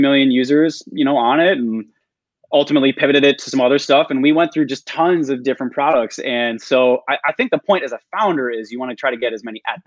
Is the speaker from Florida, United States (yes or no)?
no; Minnesota, United States; moved away; like I'm from Minnesota originally.